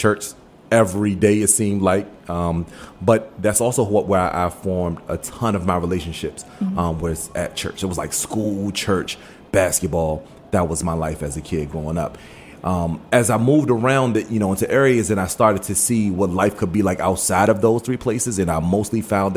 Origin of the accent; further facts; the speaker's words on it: Washington, District of Columbia, United States; also born or lived in Maryland / Forestville, Maryland / Suitland, Maryland; Born and raised here in the D.C. area, born and raised, and I was born in Maryland and moved to Northeast, grew up in the Northeast area